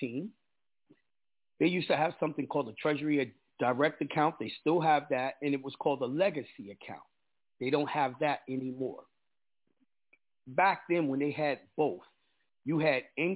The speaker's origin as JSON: {"language": "English", "region": "New York", "country": "United States", "said": "I'm a New Yorker. You know, a lot of people around America don't like New Yorkers. I'm New Yorker to the T"}